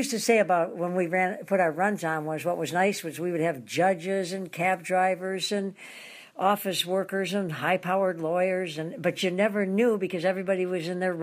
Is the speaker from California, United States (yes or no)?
no; Detroit, Michigan, United States; moved away as an adult; also born or lived in Grosse Pointe, Michigan; now in Hawaii, United States; I'm in downtown Detroit this week, my hometown